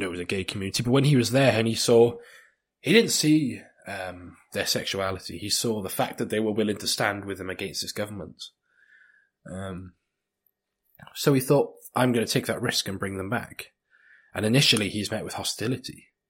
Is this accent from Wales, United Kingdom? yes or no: yes; South Wales, United Kingdom; in South Wales